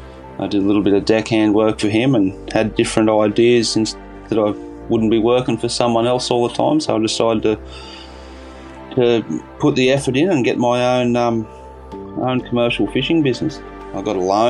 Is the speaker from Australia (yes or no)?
yes; Bangalow, New South Wales, Australia; now in Yamba, Australia; I grew up in Bangalow, Byron Bay area, and I moved down here to Yamba probably roughly 20 years ago